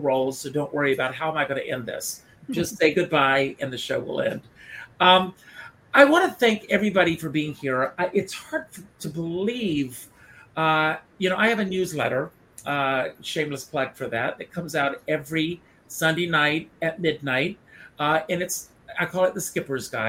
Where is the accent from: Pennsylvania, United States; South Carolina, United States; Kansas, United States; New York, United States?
South Carolina, United States; Conway; moved away; I grew up in South Carolina. I grew up on a farm.